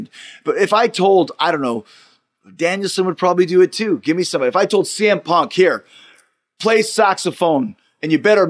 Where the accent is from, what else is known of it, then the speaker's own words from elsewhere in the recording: Winnipeg, Manitoba, Canada; I was from Winnipeg